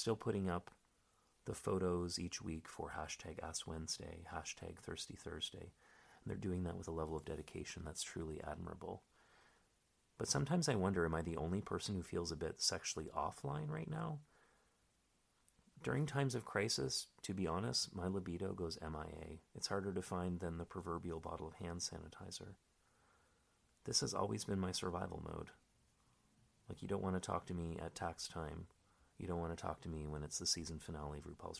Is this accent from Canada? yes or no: yes; Canada; now in Berlin, Germany; I'm a Canadian stand-up comic living in Berlin.